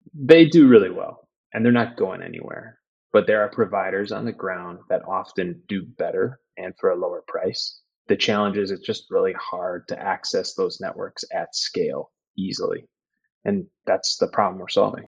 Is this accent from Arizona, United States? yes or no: no; McFarland, Wisconsin, United States; also born or lived in Madison, Wisconsin; now in Chicago, United States; I was born in Madison, grew up in a little town called McFarland, just outside of Madison.